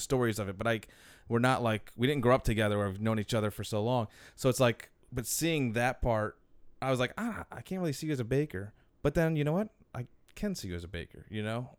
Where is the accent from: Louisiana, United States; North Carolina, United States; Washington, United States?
Louisiana, United States; Metairie; I was from Metairie